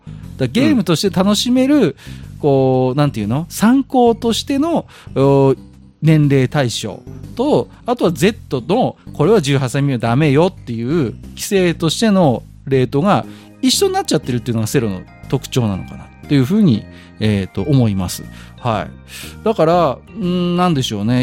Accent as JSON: {"language": "Japanese", "region": "Tohoku", "country": "Japan", "said": "僕東北人で色白"}